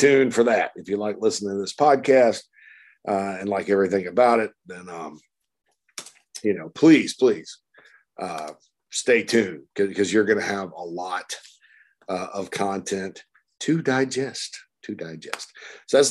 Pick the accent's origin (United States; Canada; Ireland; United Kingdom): United States; Spartanburg, South Carolina; my hometown of Sparkle City, Spartanburg, South Carolina